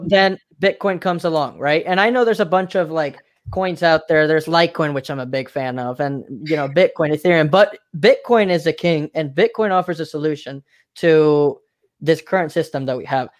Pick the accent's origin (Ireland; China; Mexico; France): Mexico; now in United States; I'm from Mexico